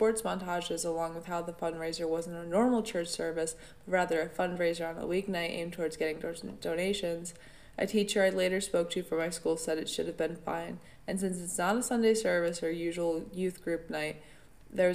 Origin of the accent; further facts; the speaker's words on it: upstate New York, United States; I've lived in upstate New York my entire life, and in my hometown